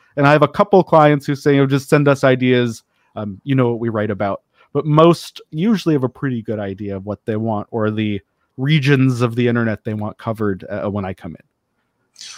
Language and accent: English; Denver, Colorado, United States; I grew up in Denver